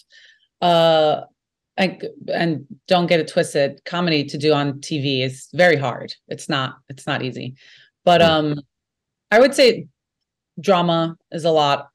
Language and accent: English; New York City, New York, United States; accent: Brooklyn; I'm from Brooklyn. You can hear it in my voice